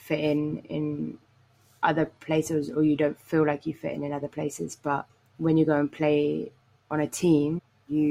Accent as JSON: {"language": "English", "region": "England", "country": "United Kingdom", "tie": "born or raised there", "said": "when I was growing up, in England"}